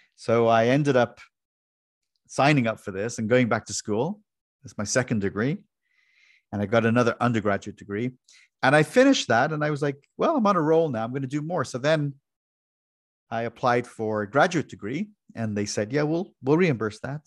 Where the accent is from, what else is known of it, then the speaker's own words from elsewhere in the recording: Ireland; moved away as an adult; now in United States; I was born and raised in Ireland, and in my early twenties, I came to the U S.